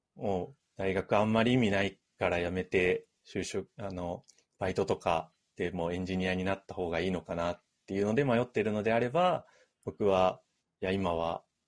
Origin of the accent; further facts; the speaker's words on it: Ibaraki, Japan; now in Tokyo, Japan; 僕も結構茨城出身